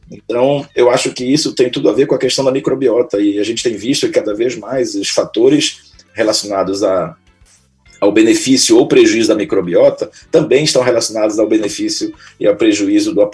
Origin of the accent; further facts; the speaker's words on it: Belém, Pará, Brazil; also born or lived in São Paulo; eu casei em São Paulo, minha esposa é paulista, né, e acabei, como eu sou natural de Belém, acabei voltando para fincar minhas, meus conhecimentos aqui e ajudar o povo paraense